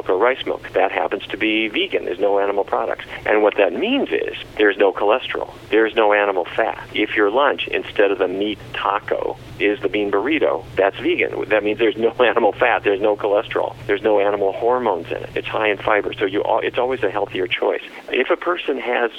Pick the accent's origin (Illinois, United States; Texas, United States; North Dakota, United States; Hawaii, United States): North Dakota, United States; Fargo; when I was a kid growing up in Fargo, North Dakota